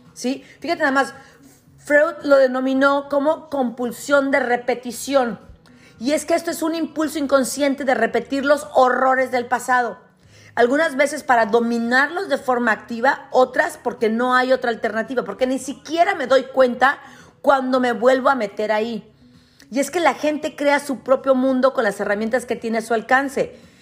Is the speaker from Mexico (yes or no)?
yes; Ciudad Victoria, Tamaulipas, Mexico; moved away; yo crecí en Ciudad Victoria, que no es un pueblo, pero es una ciudad muy chica.